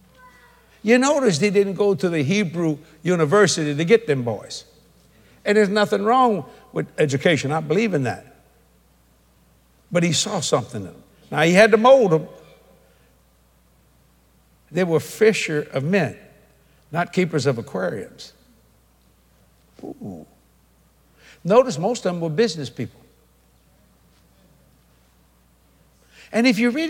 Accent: United States; I'm an American

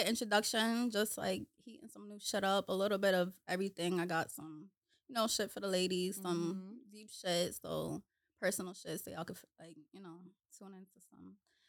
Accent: Randolph, Massachusetts, United States; now in Boston, United States; Well, I grew up in Randolph. But I live in Boston right now.

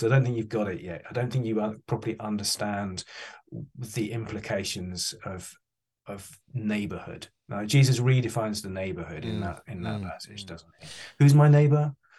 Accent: England, United Kingdom; I'm British, Darren. I don't know if you picked that up. But I'm English, which means I'm really bad at asking for money.

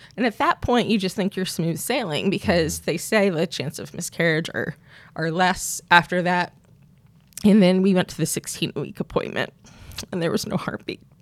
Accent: Pennsylvania, United States; moved away as an adult; also born or lived in Wisconsin; now in Tyler, United States; I grew up in Pennsylvania, uh, first 20, 21 years of my life

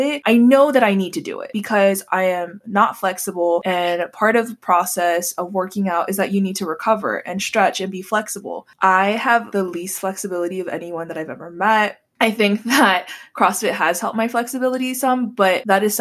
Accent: Hawaii, United States; moved away; I grew up in Hawaii and we eat Spam, eggs, and rice for breakfast

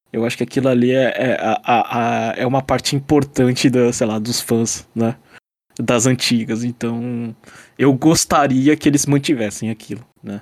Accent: Brazil; now in Japan; notícias do Brasil, né? É, eu gosto porque me lembra o quanto, sei lá, tipo, de onde eu vim

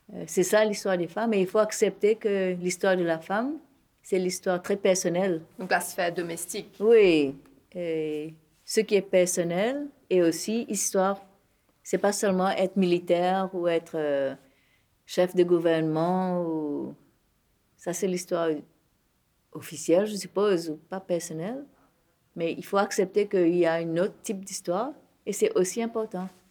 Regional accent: Mauritius; moi en tant que Mauricienne, en tant qu'hindou, en tant qu'indo-mauricien

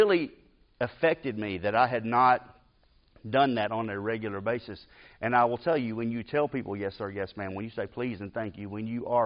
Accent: Decatur, Alabama, United States; I grew up in Decatur.

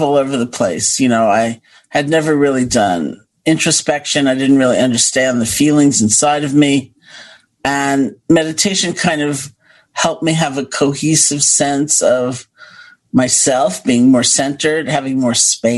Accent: New York City, New York, United States; also born or lived in Buffalo, New York; I grew up in Washington Heights, by the way, and went to college in Buffalo, New York

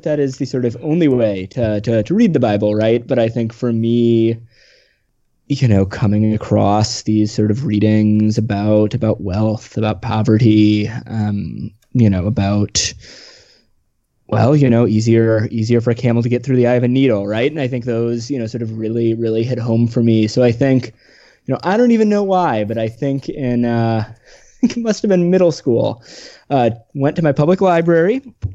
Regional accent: Midwest, United States; I grew up in the Midwest

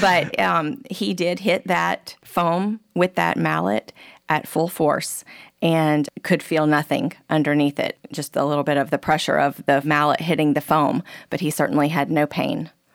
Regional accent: Keystone Heights, Florida, United States; Keystone Heights, Florida, which is my hometown

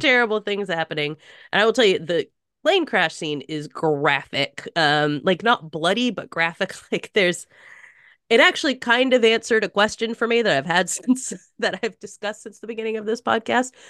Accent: United States; just as an American

